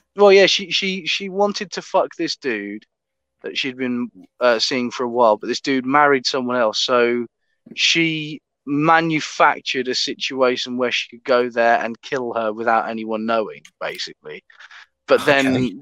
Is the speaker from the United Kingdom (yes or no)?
yes; England, United Kingdom; I'm an English Matthew McConaughey